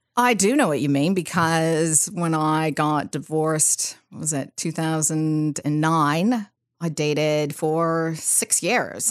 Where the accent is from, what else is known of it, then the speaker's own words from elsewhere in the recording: San Rafael, California, United States; So I grew up in California, Bay Area, and in a little, well, not a little town, but a place called San Rafael, which is just right over the Golden Gate Bridge.